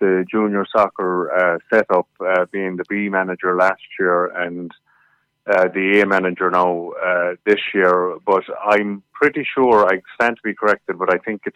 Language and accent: English; Ennis, Ireland; moved away as an adult; also born or lived in New Jersey, United States; growing up in Hermitage